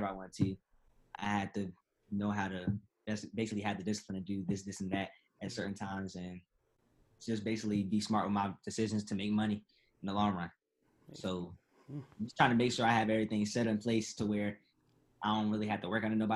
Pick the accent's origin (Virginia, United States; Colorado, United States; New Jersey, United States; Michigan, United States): Virginia, United States; Suffolk; also born or lived in Hampton, Virginia; I'm from Hampton, Virginia. Yeah. I moved to Suffolk when I was like 8, 9. Mm-hmm. So I've been here I've basically been here like majority of my life.